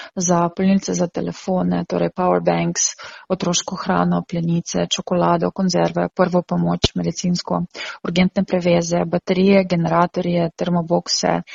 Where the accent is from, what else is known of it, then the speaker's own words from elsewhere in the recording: Ukraine; now in Slovenia; смо сами украинцы, которые живем тукай в Словении